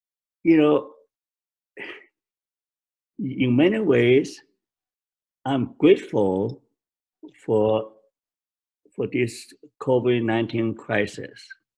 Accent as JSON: {"language": "English", "country": "China", "second_language": "English", "lives_now": "Canada", "said": "Okay, I look Chinese, but I despise my government, Chinese government. So I'm a Canadian, but I'm not fully accepted by Canada because I'm Chinese. So I'm no country, no home."}